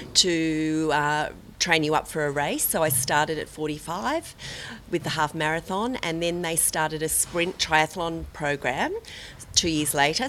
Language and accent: English; Sydney, New South Wales, Australia; I'm from Bondi, Sydney, Australia.